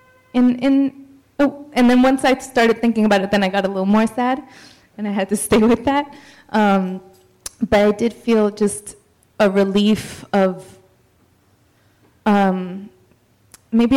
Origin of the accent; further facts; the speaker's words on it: Mexico; moved away; I'm from Mexico. I was born in Mexico, but she was my living root still in Mexico.